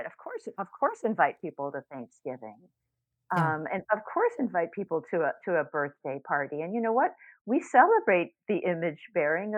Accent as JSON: {"language": "English", "town": "Chicago", "region": "Illinois", "country": "United States", "tie": "born or raised there", "said": "I was raised in Chicago"}